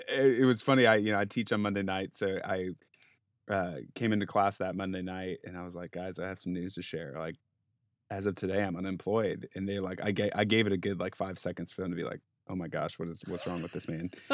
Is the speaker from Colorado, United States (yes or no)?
yes; Denver, Colorado, United States; growing up in Denver, playing sports